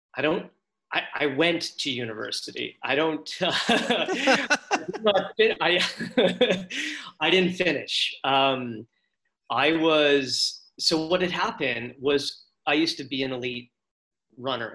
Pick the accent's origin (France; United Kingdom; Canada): Canada; Abbotsford, British Columbia; I'm from Abbotsford, small town Abbotsford